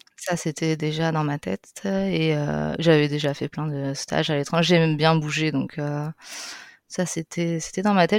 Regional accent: France; moved away as an adult; also born or lived in Spain

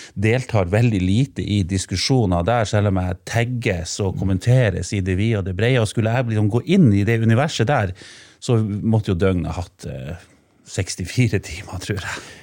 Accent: Senja, Troms, Norway; also born or lived in Finnsnes; now in Tromsø, Norway; hjemme i kommunen der jeg vokste opp, på Senja

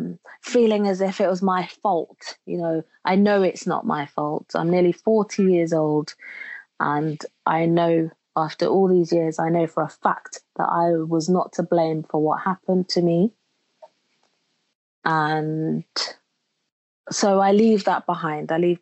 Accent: Jamaica; You know, where I grew up in Jamaica, they have a saying where they say nothing happens before the time, and now is the time.

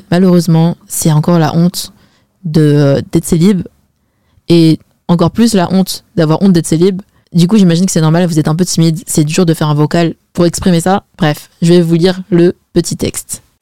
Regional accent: China; Par exemple moi je suis chinoise et chez les Chinois on se marie mais archi jeune.

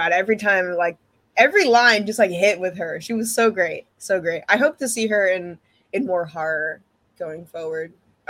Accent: New York City, New York, United States; But growing up in New York City

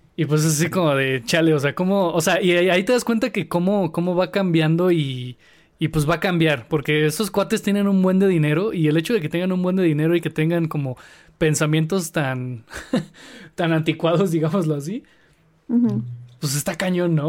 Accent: Mexico; somos los mexicanos

